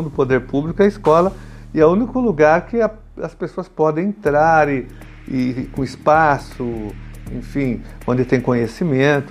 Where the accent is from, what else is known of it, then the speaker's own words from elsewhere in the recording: São Paulo, Brazil; nós somos da mesma região da Zona Sul, vamos pegar Santo Amaro